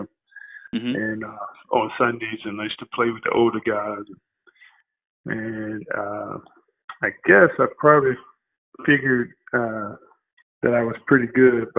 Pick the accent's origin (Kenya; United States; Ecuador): United States; Virginia; I'm from Virginia